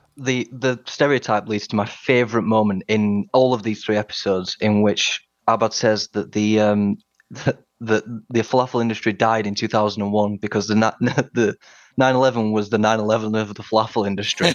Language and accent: English; Sheffield, Yorkshire and the Humber, United Kingdom; also born or lived in Washington, D.C.; I'm from Sheffield in the north of England